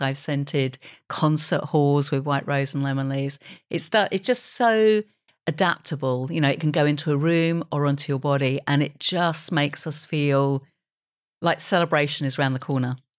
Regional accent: United Kingdom; I love being a British creator.

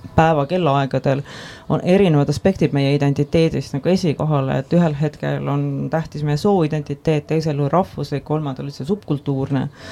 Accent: Estonia; ma kasvasin üles Eestis

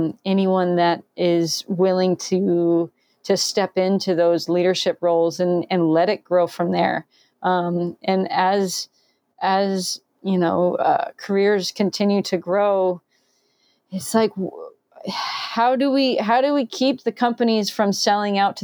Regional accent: Florida, United States; I grew up in Florida

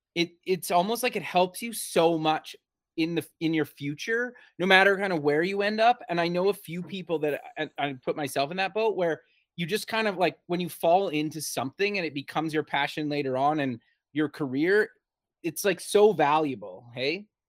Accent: Canada; also born or lived in Alberta; I'm actually Canadian as well. I live in Alberta

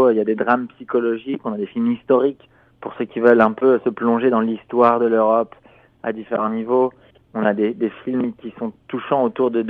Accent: France; moi je suis, je suis français

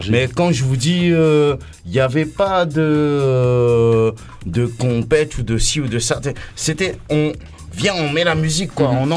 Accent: Réunion, France; Moi, je suis un Africain. Je suis un Réunionnais. Je suis un mec de l'Afrique.

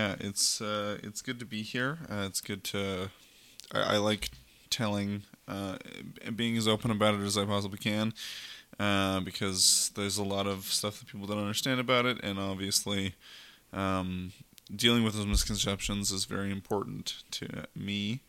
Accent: Red Deer, Alberta, Canada; I'm 21 years old. I grew up in Red Deer, which is a fun city.

